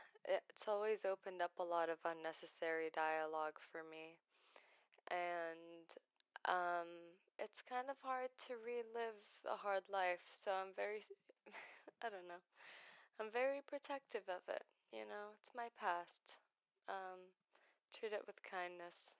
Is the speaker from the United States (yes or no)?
no; Baghdad, Baghdad Governorate, Iraq; first language Arabic; English is a second language; moved away; I was born in Baghdad, the city, in Iraq, in 2000. So I'm 22 right now